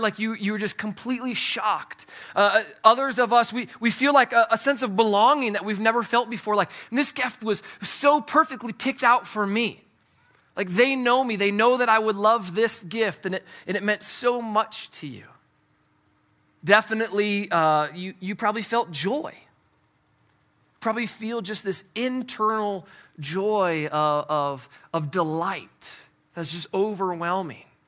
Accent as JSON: {"language": "English", "region": "Midwest", "country": "United States", "said": "I'm from the Midwest"}